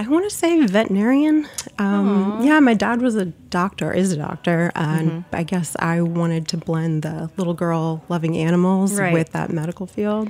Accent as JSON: {"language": "English", "region": "South Florida", "country": "United States", "tie": "born or raised there", "said": "I grew up in South Florida."}